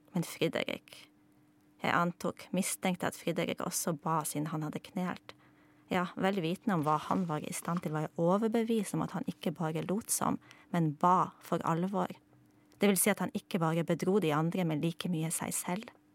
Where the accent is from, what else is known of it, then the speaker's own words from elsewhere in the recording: Poland; er jeg jo polsk